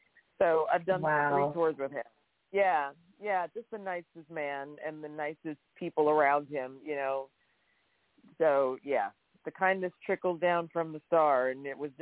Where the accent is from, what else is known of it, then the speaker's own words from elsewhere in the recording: Chicago, Illinois, United States; moved away as an adult; now in Los Angeles, United States; I've now lived in Los Angeles longer than my hometown. But Joliet was – I remember my sister lived in Joliet for a minute. And so if I remember correctly, it was like maybe 35 minutes away from where I lived on the south side of Chicago.